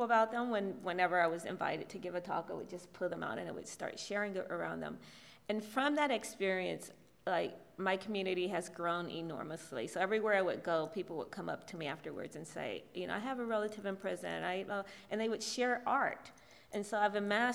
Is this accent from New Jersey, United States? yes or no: no; Southwest Ohio, United States; incarceration has reshaped my family in my hometown in Southwest Ohio